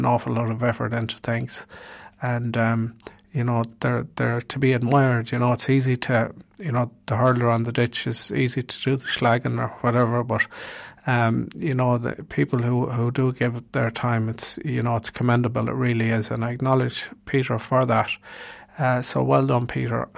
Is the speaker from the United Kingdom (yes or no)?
no; Ireland; We as Irish people